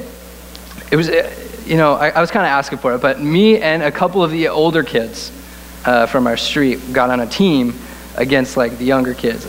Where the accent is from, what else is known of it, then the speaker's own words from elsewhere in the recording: Connecticut, United States; we grew up in the Northeast in a little state called Connecticut.